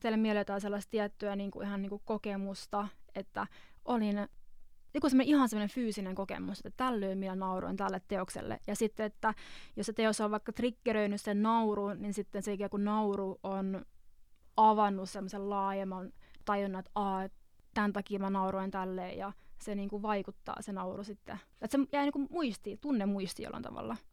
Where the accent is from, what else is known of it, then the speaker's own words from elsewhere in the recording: Finland; moved away; tuolta mä oon kotoisin